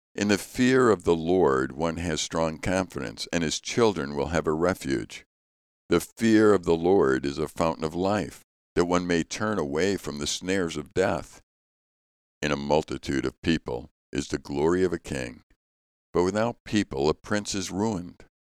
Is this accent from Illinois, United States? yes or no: yes; Chicago, Illinois, United States; Growing up in Chicago